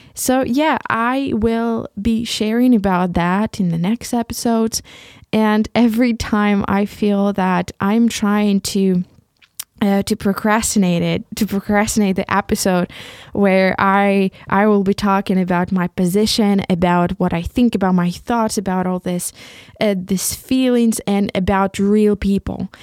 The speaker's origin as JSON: {"language": "English", "country": "Ukraine", "first_language": "Ukrainian", "second_language": "English", "moved": "as an adult", "lives_now": "Leipzig, Germany", "said": "this beautiful country that I come from, about this country that is my mother, my, my mother, motherland, and about this beautiful language, Ukrainian, which is my mother tongue."}